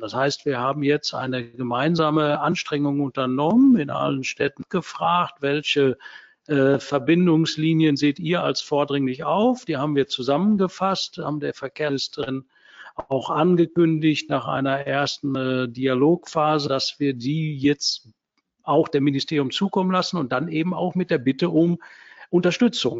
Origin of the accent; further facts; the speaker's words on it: Herne, North Rhine-Westphalia, Germany; in meiner Heimatstadt Scherne